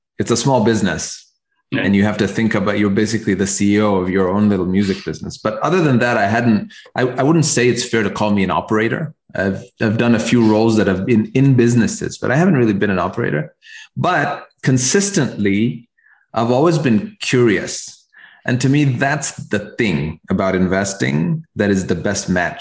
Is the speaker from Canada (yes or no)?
no; Kenya; moved away as an adult; also born or lived in Nairobi / Cambridge, Massachusetts; growing up in Kenya